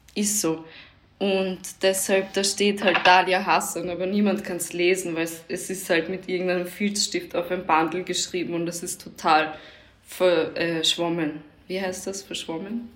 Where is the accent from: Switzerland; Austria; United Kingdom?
Austria; Bin halt in Österreich aufgewachsen